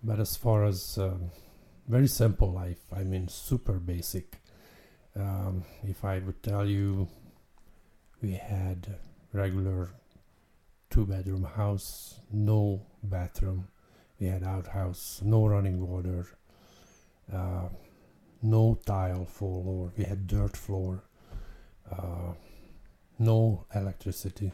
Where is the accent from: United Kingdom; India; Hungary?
Hungary; moved away as an adult; also born or lived in France; now in California, United States; born in Hungary in 1958, and came to this country in 1983. And I moved to California from Hungary. I basically spent 24 years in Hungary